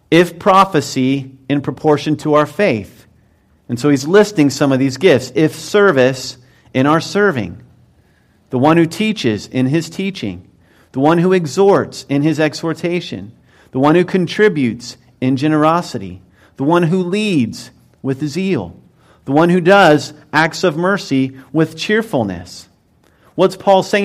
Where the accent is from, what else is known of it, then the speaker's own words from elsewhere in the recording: Mount Vernon, Ohio, United States; I grew up in Mount Vernon, Ohio